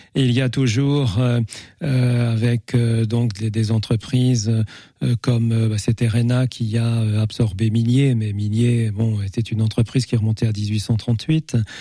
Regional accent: Épinal, Grand Est, France; moved away as an adult; also born or lived in Paris; now in Angers, France; je suis né à Épinal

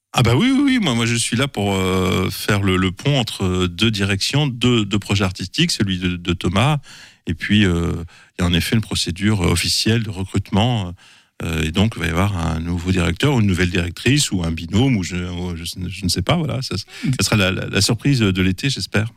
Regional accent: Paris, Île-de-France, France; also born or lived in Saint-Sylvain-d'Anjou; je suis parisien pur jus

